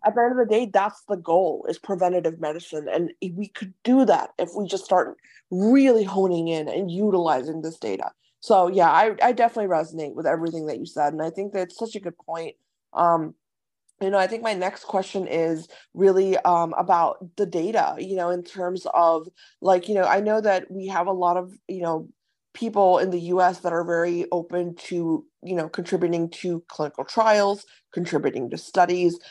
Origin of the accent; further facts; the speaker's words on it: Ohio, United States; moved away; also born or lived in San Diego; I, I grew up in Ohio as well